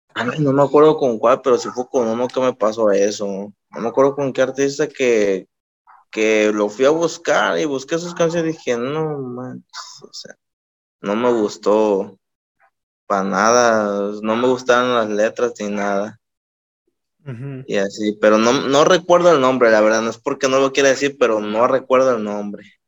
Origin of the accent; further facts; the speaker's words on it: Ixtlahuacán, Colima, Mexico; Soy de un pueblito que se llama Ixlahuacán